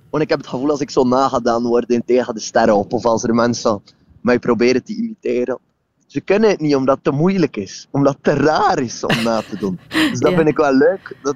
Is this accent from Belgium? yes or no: yes; Flanders, Belgium; om het makkelijk uit te leggen, kijk, ik kom uit West-Vlaanderen.